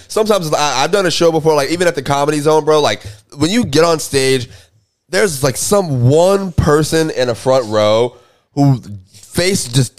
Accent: Jacksonville, Florida, United States; I grew up in Jacksonville.

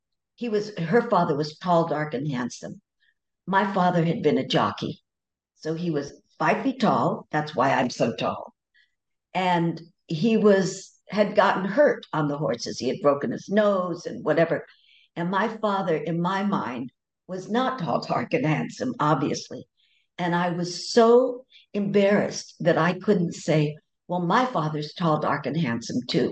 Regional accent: California, United States; also born or lived in New Brunswick, New Jersey; I came here to California, not on my own, obviously, when I was five.

